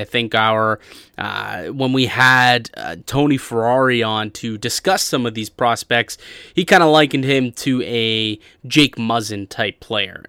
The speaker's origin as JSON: {"language": "English", "country": "Canada", "said": "I still bleed red and white as a Canadian"}